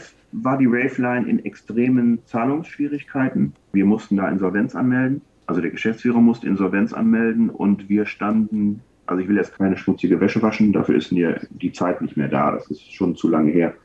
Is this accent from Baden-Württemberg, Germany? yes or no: no; Wuppertal, North Rhine-Westphalia, Germany; ich komme ja aus Wuppertal